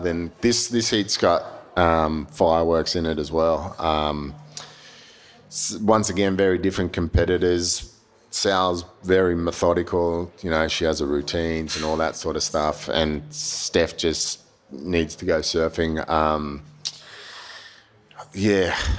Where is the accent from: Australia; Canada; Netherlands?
Australia